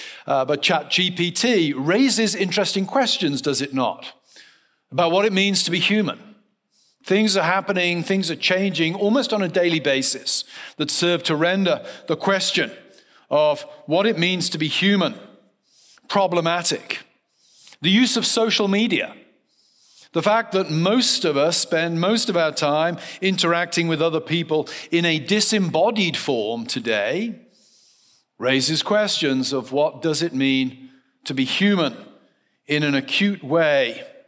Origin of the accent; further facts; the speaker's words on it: South West England, United Kingdom; now in United States; I grew up in the West Country of England in a very rural context. Foxes were a common phenomenon. I now live in Western Pennsylvania